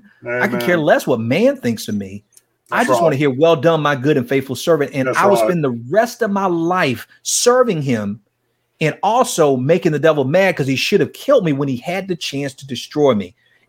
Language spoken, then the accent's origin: English; Wichita, Kansas, United States; Man, tell me about how I was growing up in Wichita, Kansas.